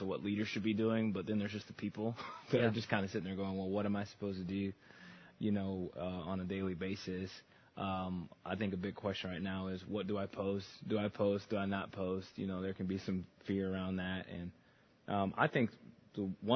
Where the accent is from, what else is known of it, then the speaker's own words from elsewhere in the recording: Chicago, Illinois, United States; growing up in the Chicagoland area, I went to a private school